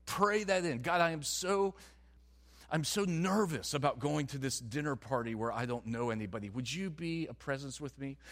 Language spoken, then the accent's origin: English; the South, United States; I'm from the South.